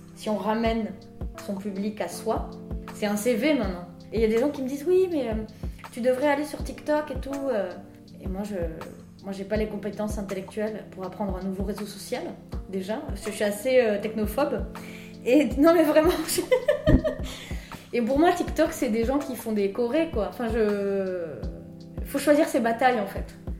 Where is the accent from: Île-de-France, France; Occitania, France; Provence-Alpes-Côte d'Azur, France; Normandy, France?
Occitania, France; Hautes-Pyrénées; accent: Tarbes accent (Hautes-Pyrénées); moved away; mon accent natal des Hautes-Pyrénées